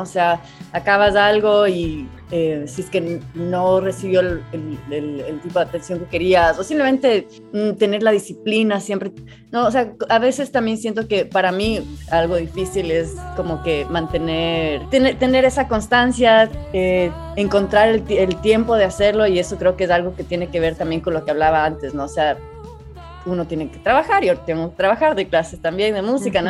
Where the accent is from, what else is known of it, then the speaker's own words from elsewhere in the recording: Ecuador; also born or lived in Chile; en el Ecuador no estamos acostumbrados a, ver un desierto